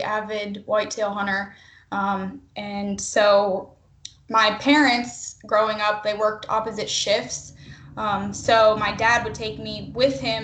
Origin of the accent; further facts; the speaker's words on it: Pennsylvania, United States; moved away as an adult; now in Missouri, United States; I am from Pennsylvania